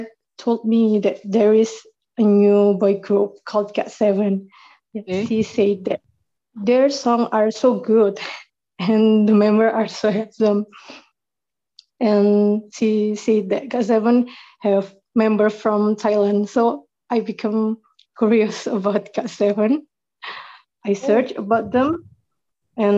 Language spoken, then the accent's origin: English; Indonesia; from Indonesia.